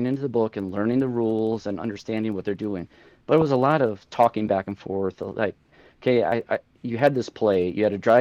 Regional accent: Parkston, South Dakota, United States; moved away as an adult; now in Black Hills, United States; I grew up in Parkston from high school in 1996

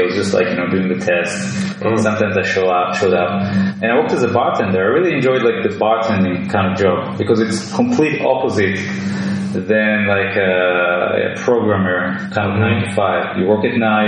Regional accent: Israel; I was born in Israel

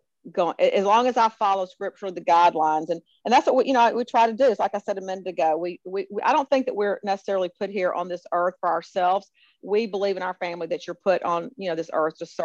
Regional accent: Memphis, Tennessee, United States; always proud to be from Memphis and tell people that I'm from Memphis

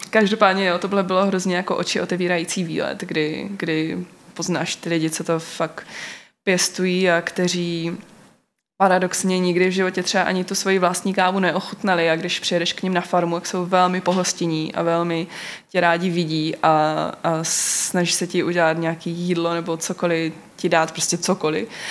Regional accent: North Moravia, Czechia; also born or lived in London; now in Brno, Czech Republic; my jsme ze Severní Moravy

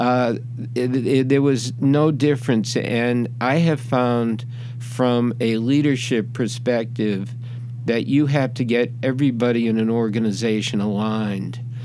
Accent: Boston, Massachusetts, United States; moved away; I came from Boston and I was a Celtics fan

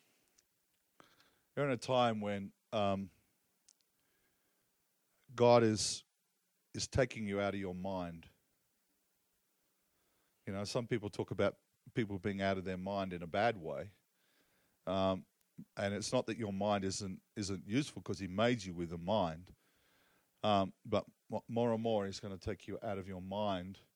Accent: Australia; I'm Aussie

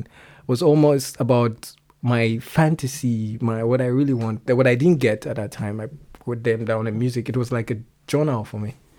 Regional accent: Lagos, Nigeria; first language Yoruba; English is a second language; moved away as an adult; also born or lived in Ondo State, Nigeria; now in Germany; I am from Nigeria. I grew up in Lagos. But I'm originally from Ondo State in Nigeria

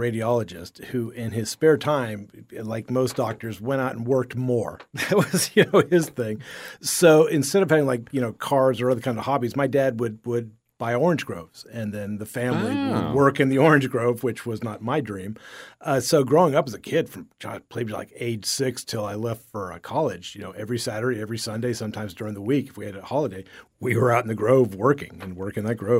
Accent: Sarasota, Florida, United States; also born or lived in Fort Myers; My parents were down here. They got down here, I think, in January, and I was born in September, and by December, they had moved up to Sarasota and just had enough of Fort Myers.

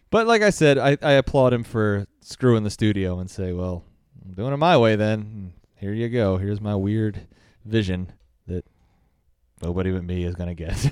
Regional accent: United States; I'm American

